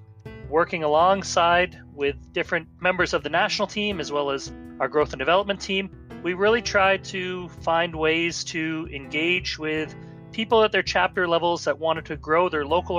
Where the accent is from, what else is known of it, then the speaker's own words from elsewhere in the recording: St. Catharines, Ontario, Canada; The year for me really began in my hometown in St. Catharines, Niagara Falls, when we had our national convention.